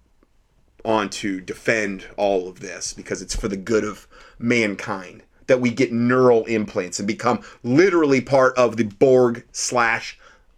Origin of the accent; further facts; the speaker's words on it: Ohio, United States; When I was growing up in Ohio